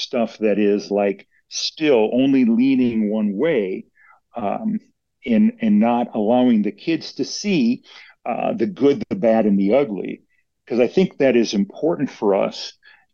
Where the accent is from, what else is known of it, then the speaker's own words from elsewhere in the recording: Minnesota, United States; My wife and I are originally from Minnesota. So we grew up in Minnesota